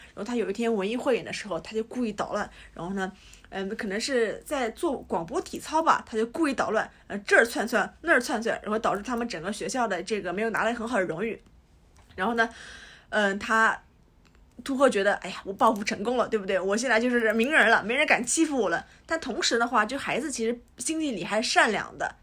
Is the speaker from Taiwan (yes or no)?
no; Jiangsu, China; 我们也是江苏人嘛